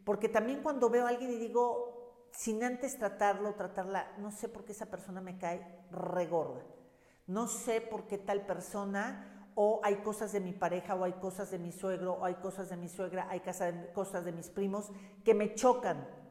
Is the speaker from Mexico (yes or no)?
yes; Mexico; hablo de México porque soy mexicana